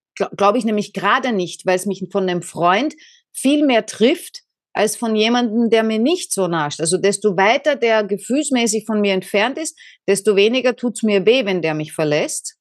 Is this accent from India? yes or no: no; Austria; bin aus Österreich